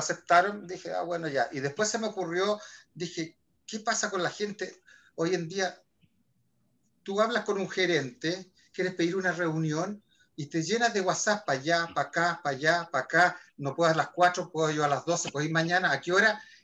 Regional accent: Chile; soy chileno

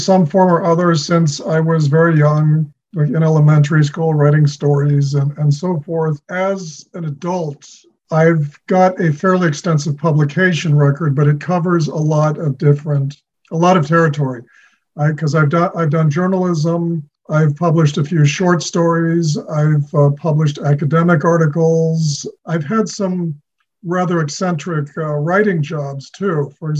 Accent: New Delhi, Delhi, India; born there; also born or lived in Argentina / Chicago, United States; due to his posting at the U.S. Embassy in New Delhi, I was born in India. So I was born halfway around the world from where I am now.

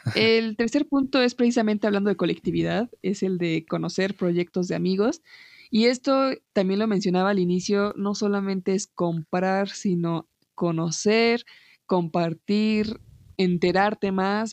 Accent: Mexico; tú y yo somos de México

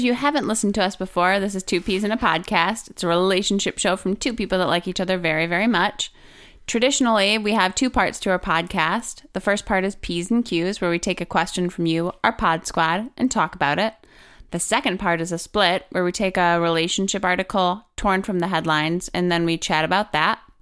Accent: Wisconsin, United States; also born or lived in Milwaukee, Wisconsin; I'm from Wisconsin, and Wisconsin, and I lived in Milwaukee

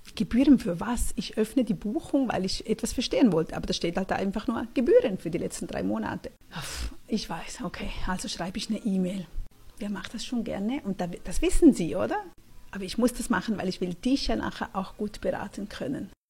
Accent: Switzerland; bei uns in der Schweiz

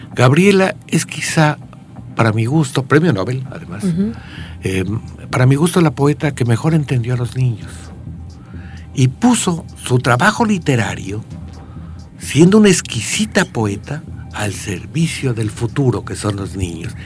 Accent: Querétaro, Mexico; Yo nací al otro lado donde se fundó Querétaro

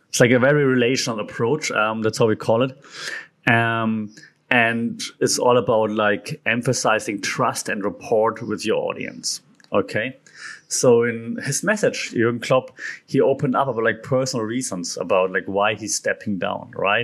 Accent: Germany; accent: German; English is a second language; being German, and now for once you cannot make fun of my German accent

